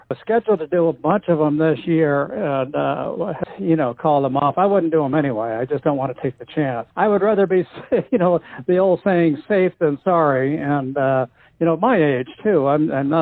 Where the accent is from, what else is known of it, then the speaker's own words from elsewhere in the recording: Los Angeles, California, United States; also born or lived in Inglewood, California / Hollywood Hills / Santa Monica; I grew up in the San Fernando Valley in North Hollywood. Born in Inglewood, actually. Family moved up to the Valley when I was about 3 years old, and raised in the Valley